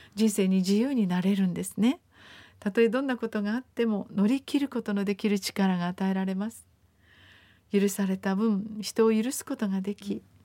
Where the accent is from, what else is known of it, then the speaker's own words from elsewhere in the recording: Japan; also born or lived in Okinawa; なぜ私が豊かな日本に生まれたんだろう